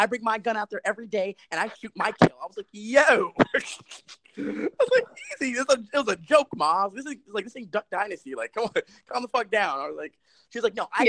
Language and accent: English; New York City, New York, United States; I'm from the Bronx.